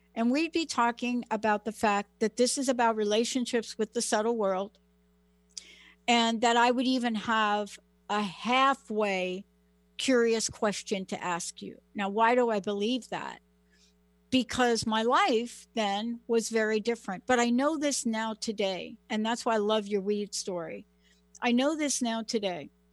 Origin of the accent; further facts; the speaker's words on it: New York City, New York, United States; moved away; also born or lived in Washington State / California; I'm a girl from the Bronx